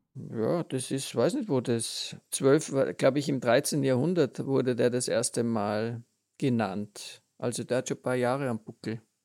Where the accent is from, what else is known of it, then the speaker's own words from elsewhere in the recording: Austria; bei uns in Österreich